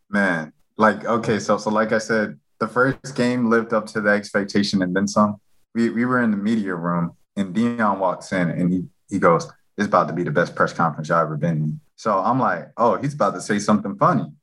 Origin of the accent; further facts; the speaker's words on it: Atlanta, Georgia, United States; I'm from Atlanta